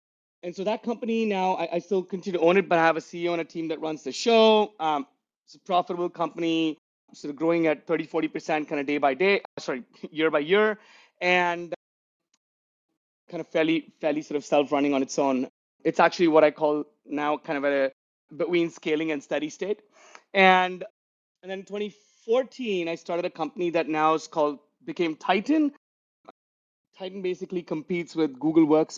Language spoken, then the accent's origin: English; Mumbai, Maharashtra, India; moved away as an adult; also born or lived in Dubai / New York / Bangalore; So I was born and raised in Mumbai in India. I spent the first 30 years of my life there